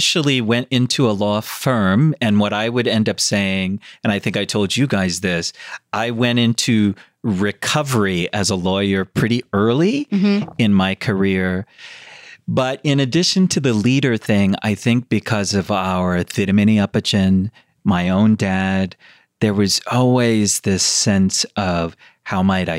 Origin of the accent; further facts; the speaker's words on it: United States; I was born in America.